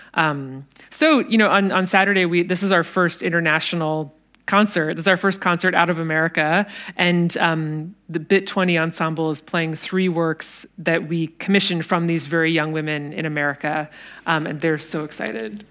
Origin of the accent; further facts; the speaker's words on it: United States; speaking as an American